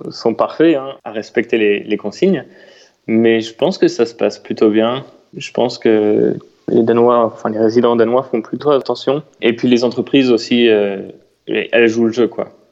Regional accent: Chartres, Centre-Val de Loire, France; À Chartres. Donc j'avais la chance d'avoir un vélo et de pouvoir aller faire des balades en vélo avec des amis.

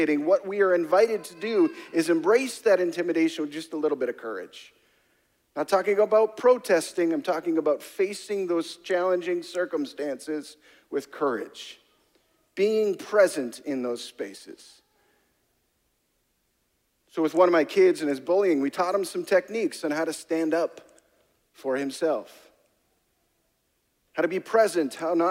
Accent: Canada; I'm Canadian

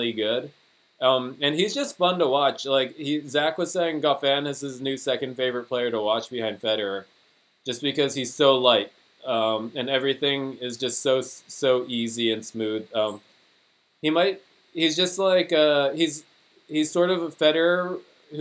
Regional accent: United States; accent: American; my American accent

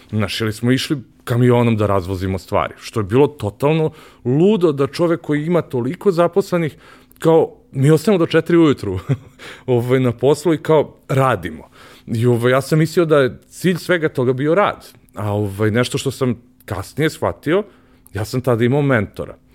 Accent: Belgrade, Serbia; ja sam rođen u Višnici, znaš, to je bukvalno kada uzmeš Lenjer, bukvalno na drugom kraju ovaj, grada

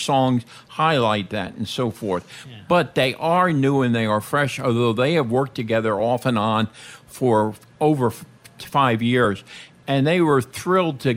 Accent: New York City, New York, United States; moved away as an adult; now in Las Vegas, United States; a young kid from Brooklyn

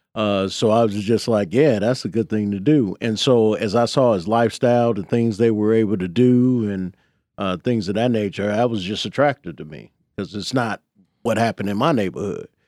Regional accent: Chicago, Illinois, United States; I grew up in the Jeffrey Manor

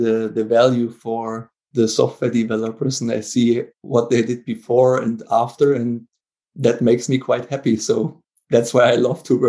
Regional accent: Germany; English is a second language; also born or lived in Darmstadt, Germany; I'm from Germany

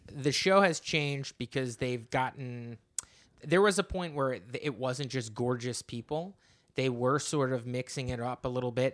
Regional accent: New Jersey, United States; I am from New Jersey

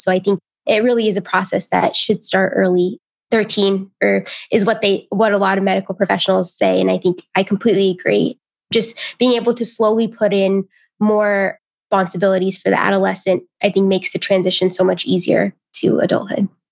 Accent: Indiana, United States; I'm from Indiana

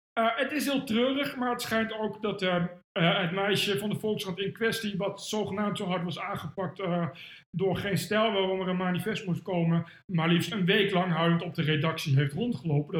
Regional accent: Ede, Gelderland, Netherlands; ik kom uit Veluwe en ik kom van de gemeente Ede.

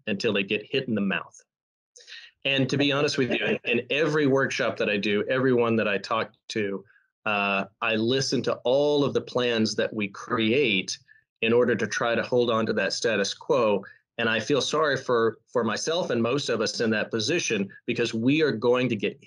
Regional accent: Texas, United States; I'm Texan. I'm from Texas

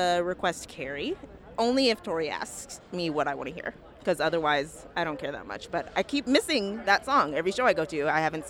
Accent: Minnesota, United States; now in Boston, United States; And I'm from Minnesota

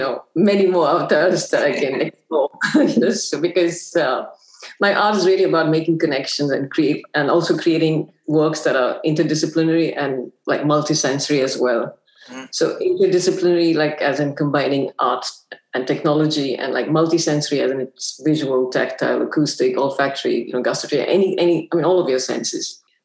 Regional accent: Singapore; also born or lived in Afghanistan; Afghanistan, where I spent most of my formative years, which was during the Soviet occupation. And I'm Singaporean.

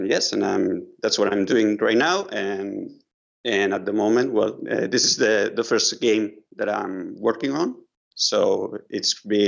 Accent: Barcelona, Catalonia, Spain; I'm an illustrator from Barcelona

